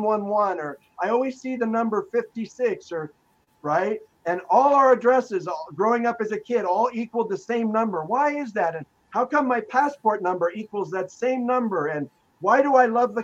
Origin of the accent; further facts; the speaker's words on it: Los Angeles, California, United States; I grew up in Los Angeles